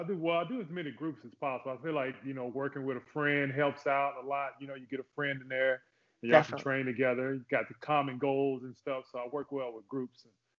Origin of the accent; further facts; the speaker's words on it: Oklahoma, United States; also born or lived in Fort Polk, Louisiana / Texarkana; I'm a military brat, you could say that. I born in Fort Polk, Louisiana. I grew up in Oklahoma mainly, back and forth from Texarkana, if you ever heard of Texarkana.